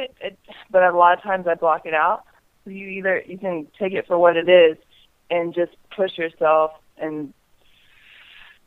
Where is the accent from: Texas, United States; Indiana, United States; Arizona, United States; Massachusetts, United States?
Indiana, United States; moved away; I'm from Indiana, so I try to get home as often as I can